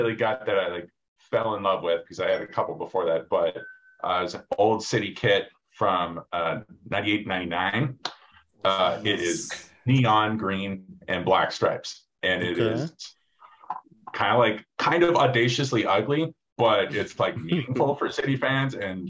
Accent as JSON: {"language": "English", "town": "Boulder", "region": "Colorado", "country": "United States", "said": "I'm from Boulder, Colorado"}